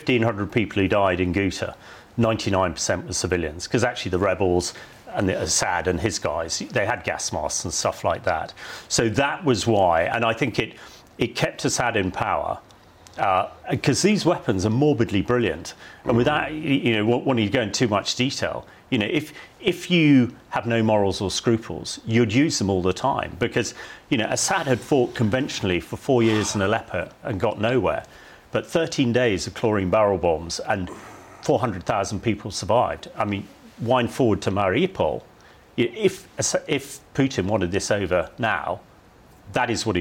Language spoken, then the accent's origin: English; Salisbury, South West England, United Kingdom; my hometown was hit in March 2018 with Novichok